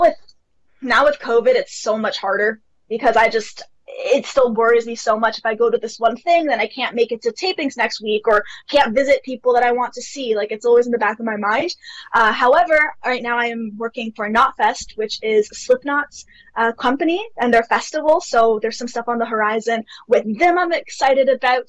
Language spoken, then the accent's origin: English; Toronto, Ontario, Canada; I have lived in Canada my entire life, so I'm from Toronto, Canada